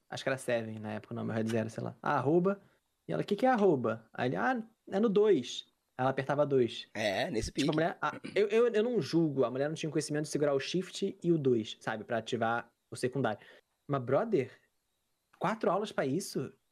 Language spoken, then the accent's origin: Portuguese; Rio de Janeiro, Brazil; moved away as an adult; now in Canada; eu cresci no Meyer. Sou de Caxias